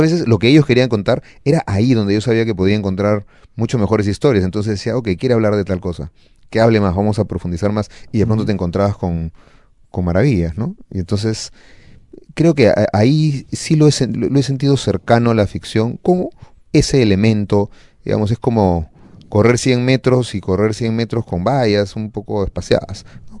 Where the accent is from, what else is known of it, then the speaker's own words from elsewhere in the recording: Peru; así somos los peruanos